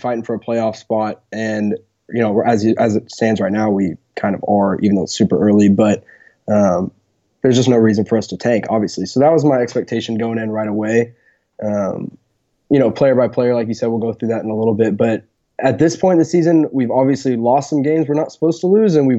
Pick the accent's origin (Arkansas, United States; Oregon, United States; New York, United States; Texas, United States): Texas, United States; Dallas; moved away as an adult; now in Oklahoma, United States; I was born in Dallas area. I've been here my whole life, and then now I'm at school. I'm a junior at Oklahoma State University